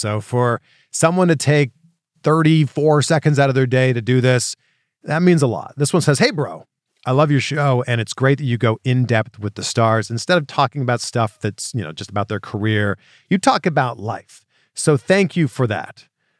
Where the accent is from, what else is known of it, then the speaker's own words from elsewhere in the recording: Toronto, Ontario, Canada; now in United States; So I'm originally from Toronto.